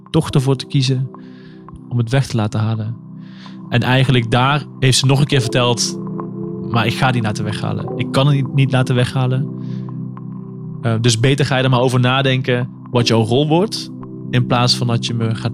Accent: Limburg, Netherlands; now in Amsterdam, Netherlands; Ik ben 29 jaar oud. Ik kom uit Limburg. Ik woon in Amsterdam.

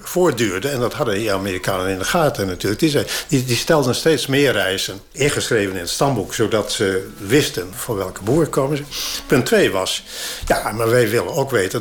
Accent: Friesland, Netherlands; als Fries

